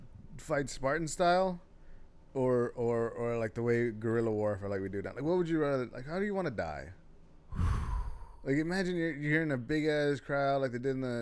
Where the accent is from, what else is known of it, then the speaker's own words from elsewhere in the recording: Texas, United States; I'm from Texas.